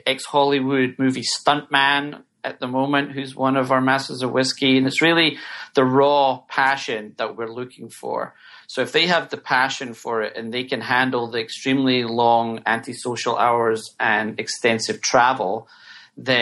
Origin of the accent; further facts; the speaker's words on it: Scotland, United Kingdom; now in United States; I'm from Scotland